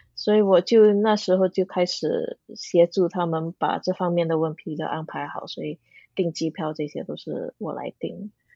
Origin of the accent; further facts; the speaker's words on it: Singapore; moved away as an adult; also born or lived in New Zealand / Wales; 我是土生土长的新加坡人啊，就在新加坡读小学、中学